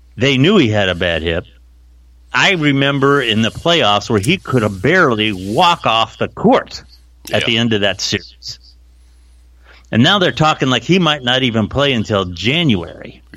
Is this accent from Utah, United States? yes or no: no; Canton, Ohio, United States; I'm from Canton